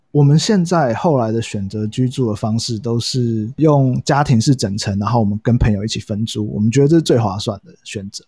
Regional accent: Hsinchu, Taiwan; also born or lived in Kaohsiung / Taoyuan; now in Taipei, Taiwan; 其实我是高雄人，然后在新竹长大，然后在桃园 读书在台北工作

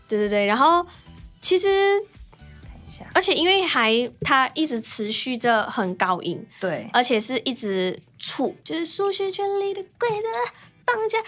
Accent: Malaysia; moved away; 小时候嗯。就在马来西亚比赛的时候，真的试过太喘，撑不下去

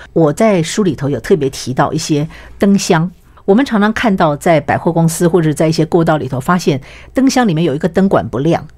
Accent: Taiwan; 我们台湾人

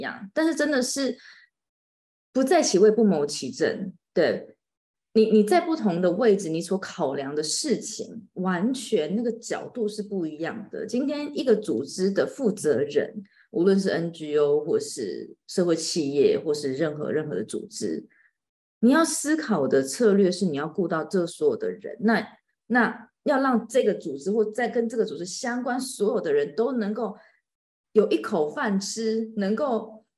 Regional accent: Taiwan; 然后你知道我们台湾人就是很客气

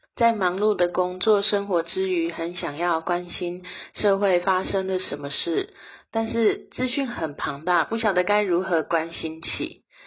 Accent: Taichung, Taiwan; 我是台中人

